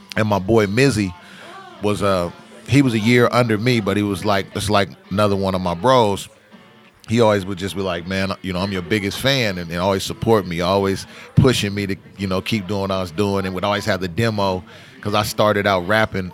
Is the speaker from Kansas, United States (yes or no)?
no; Portland, Oregon, United States; I grew up in Northeast Portland, like Alberta Prescott, Killingsworth, you know, between MLK and, and 33rd and Grant High School